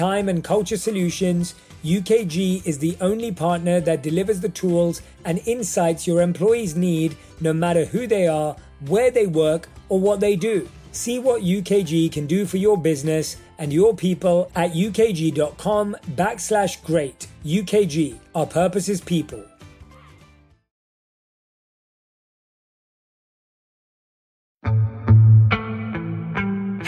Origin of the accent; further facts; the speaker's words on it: London, United Kingdom; I'm born and raised in London.